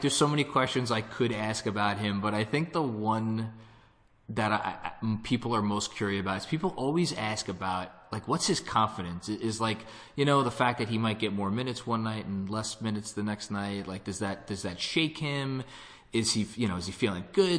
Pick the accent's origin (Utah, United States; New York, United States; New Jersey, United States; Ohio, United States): New York, United States; I'm a New Yorker